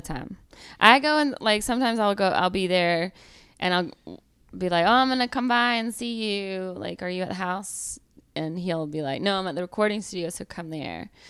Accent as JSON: {"language": "English", "region": "Georgia", "country": "United States", "accent": "Southern", "moved": "yes", "said": "I'm from Georgia"}